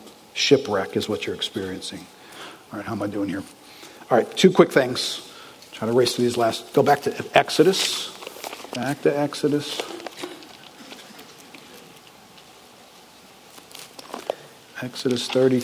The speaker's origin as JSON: {"language": "English", "country": "United States", "said": "I'm an American"}